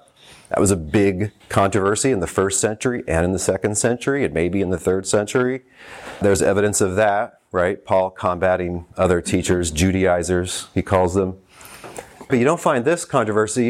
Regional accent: Texas, United States; I grew up in Texas

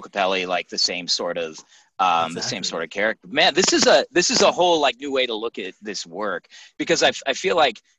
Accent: Denver, Colorado, United States; I grew up on the East Side

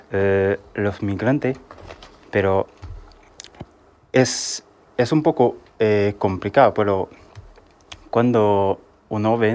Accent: Haiti; moved away as an adult; now in Spain; tengo 27 años, soy de Haití. De Haití. Eh, llevo aquí en España eh, un año

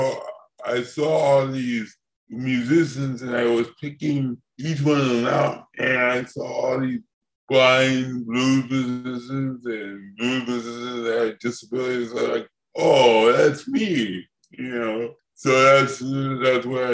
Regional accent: New York City, New York, United States; also born or lived in Buffalo, New York / Hartford, Connecticut; I grew up in New York City in Connecticut, Hartford, Connecticut, and Manhattan, New York

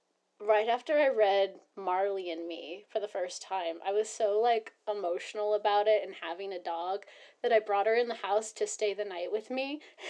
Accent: Northern California, United States; I'm from NorCal.

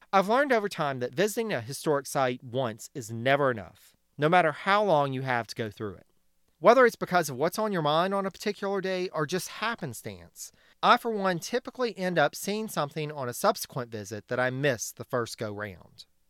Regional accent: the South, United States; Growing up in the South

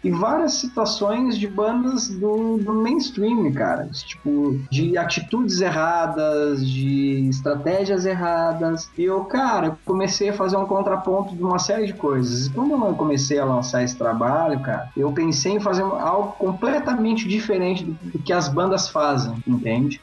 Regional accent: Pelotas, Rio Grande do Sul, Brazil; na minha cidade que eu, que, eu, que eu nasci, em Pelotas, Rio Grande do Sul

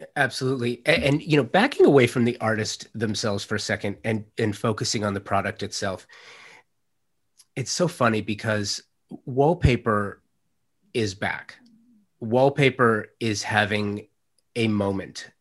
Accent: Los Angeles, California, United States; I'm a native Angelino. I grew up in the San Fernando Valley in Los Angeles in the late '70s, early '80s.

